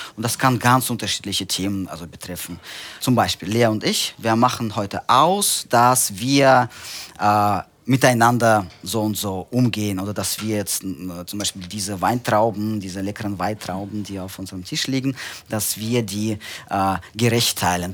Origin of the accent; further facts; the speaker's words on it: Central Russia, Russia; German is a second language; moved away as an adult; now in Germany; Ich bin tatsächlich gebürtiger Russe. Ich komme aus äh, Zentralrussland.